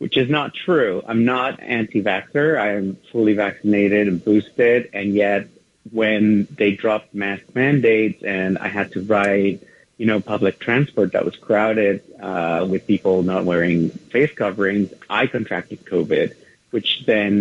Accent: Mexico City, Mexico; moved away as an adult; now in New York, United States; Well, I was born and raised in Mexico City. I migrated to the U.S., to New York in particular, 23 years ago.

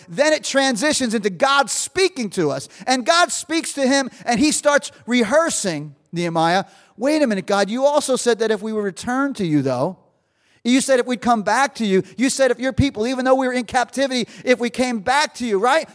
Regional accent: New Jersey, United States; I'm from Jersey

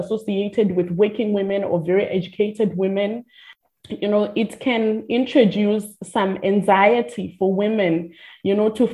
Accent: Limpopo, South Africa; now in Cape Town, South Africa; I am from the Limpopo province. I'm a vendor

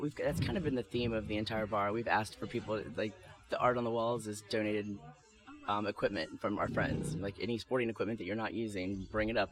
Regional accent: Louisiana, United States; moved away; I'm from Louisiana

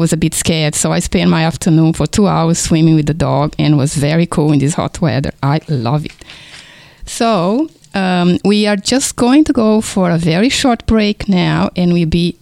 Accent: Brazil; English is a second language; now in Kingston, Australia; if you notice my foreign accent, is because I was born in Brazil

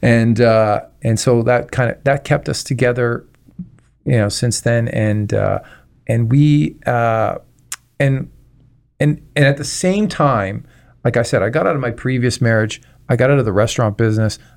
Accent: Toronto, Ontario, Canada; now in Windsor, Canada; originally I'm from Toronto

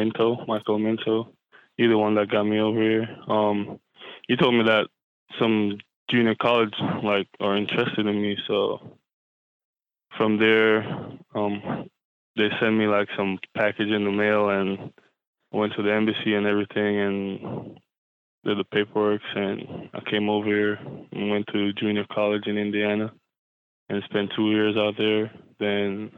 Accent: Saint Thomas, Jamaica; moved away; growing up in St. Thomas, Jamaica

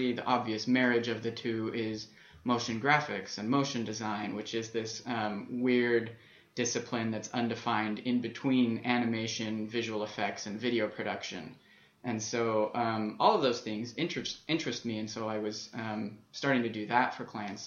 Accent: Las Vegas, Nevada, United States; as a kid, I was growing up in Las Vegas

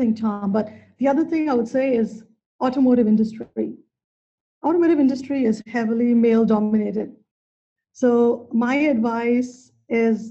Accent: India; moved away; I grew up in India

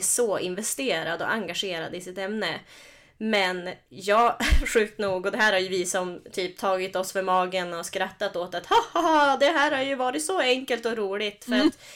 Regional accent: Norrland, Sweden; min norrländska sida

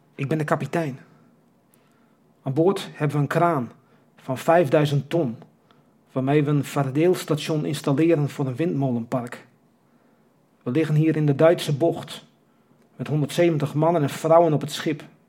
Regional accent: Kimswerd, Friesland, Netherlands; Ik ben geboren in Kimswert.

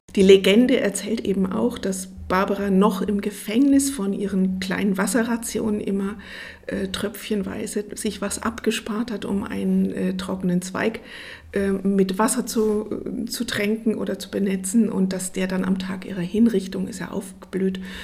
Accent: Ruhr area, North Rhine-Westphalia, Germany; now in Aschaffenburg, Germany; ich komme aus dem Ruhrgebiet

